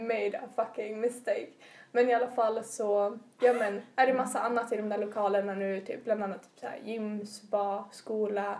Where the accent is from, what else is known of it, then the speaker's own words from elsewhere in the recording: Umeå, Västerbotten County, Sweden; jag är från Umedalen som ligger eh, i västra utkanten av eh, Umeå tätort.